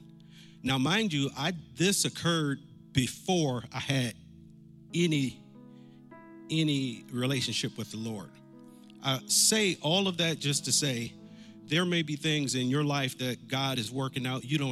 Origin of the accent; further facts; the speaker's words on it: Massillon, Ohio, United States; Massillon, Ohio, my hometown